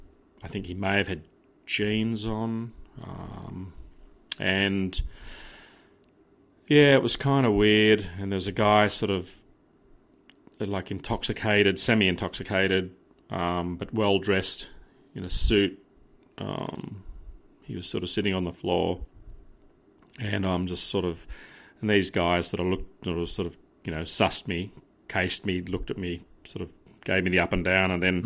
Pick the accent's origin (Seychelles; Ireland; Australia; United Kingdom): Australia; accent: Australian; Yeah, the Australian-ness, yeah.